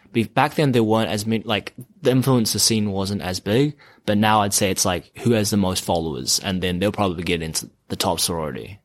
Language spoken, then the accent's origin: English; Auckland, New Zealand; moved away as an adult; now in Los Angeles, United States; When I was growing up in New Zealand, uh, uh, well, I grew up in Auckland